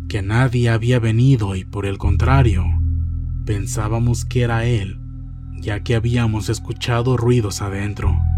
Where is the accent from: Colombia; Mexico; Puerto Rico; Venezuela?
Mexico; Matehuala, San Luis Potosí; Soy de Matehuala, San Luis Potosí, una ciudad muy cercana al pueblo mágico llamado Real de Catorce